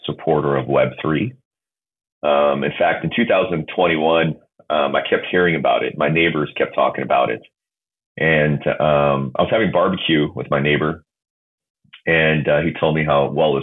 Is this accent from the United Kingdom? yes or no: no; South Korea; I grew up in South Korea.